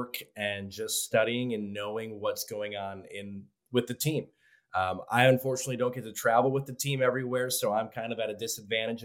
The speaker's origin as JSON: {"language": "English", "town": "Cleveland", "region": "Ohio", "country": "United States", "tie": "born or raised there", "moved": "yes", "lives_now": "Lynchburg, United States", "said": "I grew up in Cleveland or just outside of Cleveland"}